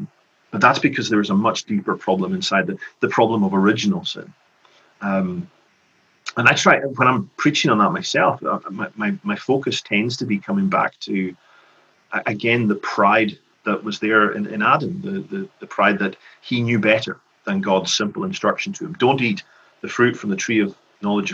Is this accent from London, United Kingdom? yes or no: no; Lewis, Scotland, United Kingdom; also born or lived in Glasgow / Edinburgh / Skye; When I was growing up in Lewis